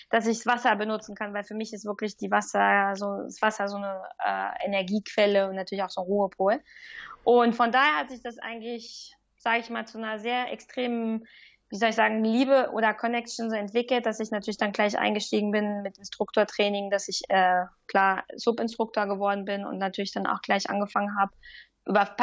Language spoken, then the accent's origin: German; Germany; now in Lausanne, Switzerland; Ich fühle mich aber als Deuts